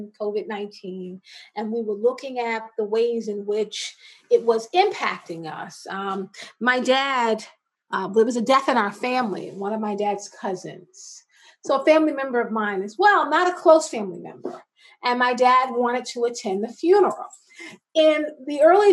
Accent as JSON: {"language": "English", "region": "South Carolina", "country": "United States", "tie": "born or raised there", "also_born_or_lived": "Washington, D.C. / New York", "moved": "yes", "lives_now": "Baltimore, United States", "said": "I am originally from South Carolina. I grew up between South Carolina and Washington, D.C."}